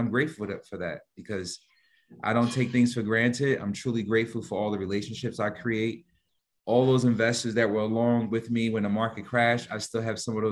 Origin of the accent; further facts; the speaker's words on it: Newark, New Jersey, United States; I'm from Newark, New Jersey, which you're familiar where the airport is at, one of the major hubs. But it's when I grew up in the 80s, it was a bad area